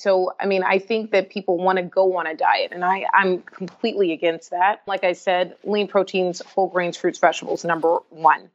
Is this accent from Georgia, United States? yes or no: yes; Atlanta, Georgia, United States; since I was a young child growing up in Atlanta, Georgia